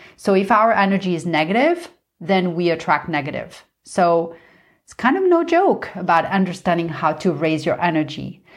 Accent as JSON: {"language": "English", "town": "Paris", "region": "Île-de-France", "country": "France", "tie": "born or raised there", "said": "I grew up in Paris"}